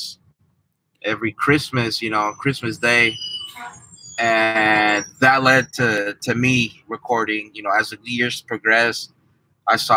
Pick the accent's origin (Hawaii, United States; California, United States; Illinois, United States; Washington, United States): California, United States; San Francisco; also born or lived in Mexico; I was born in Mexico, but I don't have any memories of Mexico. So I pretty much grew up in San Francisco.